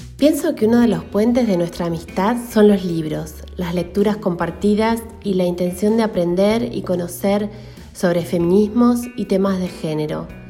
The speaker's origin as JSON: {"language": "Spanish", "country": "Argentina", "tie": "born or raised there", "also_born_or_lived": "Buenos Aires, Argentina", "moved": "as an adult", "lives_now": "Santiago, Chile", "said": "Soy argentina y vivo en Santiago de Chile"}